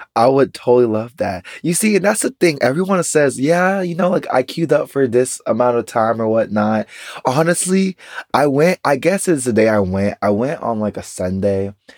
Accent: United States; as an American citizen

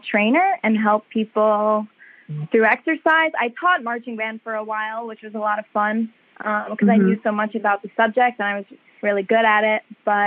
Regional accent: New York, United States; also born or lived in Pennsylvania; I'm from New York

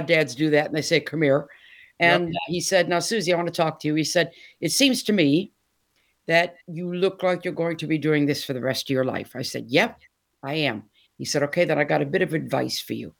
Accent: Detroit, Michigan, United States; moved away as an adult; now in Essex, United Kingdom; born and raised in Detroit

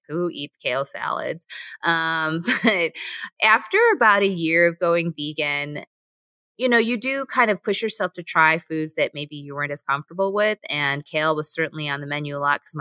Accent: United States; I'm Korean American

